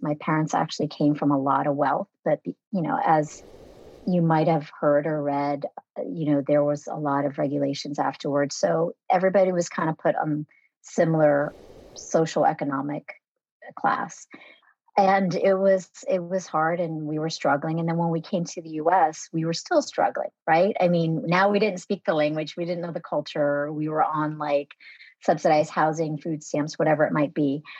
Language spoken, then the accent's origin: English; United States; born or raised there; first language Vietnamese; English is a second language